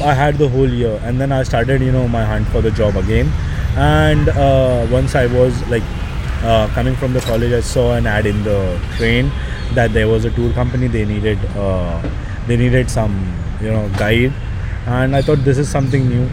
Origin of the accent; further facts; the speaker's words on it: Mumbai, Maharashtra, India; I I born and brought up in Dharavi, and uh, my parents are also from here.